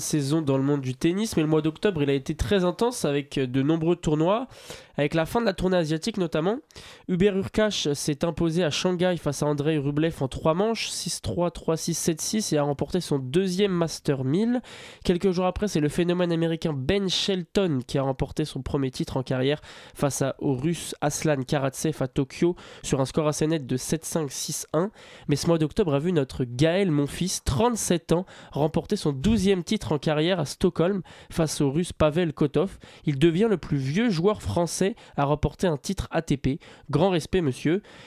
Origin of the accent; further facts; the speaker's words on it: France; en tant que Français